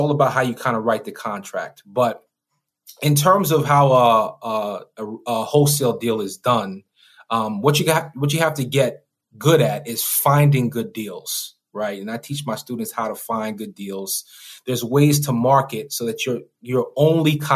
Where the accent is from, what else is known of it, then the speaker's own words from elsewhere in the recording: New York, United States; I come from New York, you know, the hood